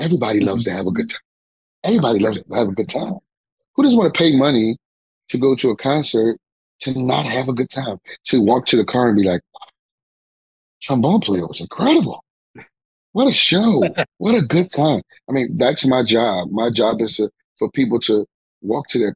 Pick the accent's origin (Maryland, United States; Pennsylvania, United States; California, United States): Pennsylvania, United States; Philadelphia; I'm from North Philly. You know, I'm from North Philly, you know, coming from a great city such as mine